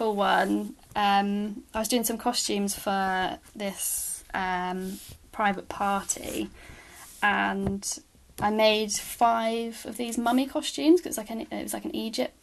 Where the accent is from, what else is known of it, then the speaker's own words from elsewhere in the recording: Bristol, South West England, United Kingdom; moved away as an adult; also born or lived in Bournemouth; Bristol, which is where I'm from